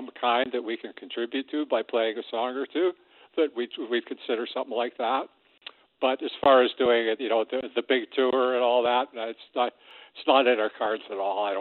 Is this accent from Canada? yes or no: yes; Toronto, Ontario, Canada; growing up in Toronto